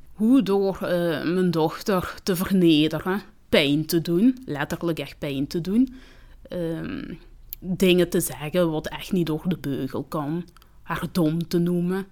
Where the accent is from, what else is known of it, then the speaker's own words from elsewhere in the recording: Limburg, Flanders, Belgium; accent: Limburgish; Dutch is a second language; also born or lived in Rwanda; ik kom uit Rwanda. En, ehm, ik ben van mijn zes jaar hier. En dan, ehm, ja, ik heb heel snel Nederlands geleerd. Als je jonger bent, dus dat wel makkelijker ehm, om Nederlands te leren. ja, dus ik heb een Limburgs accent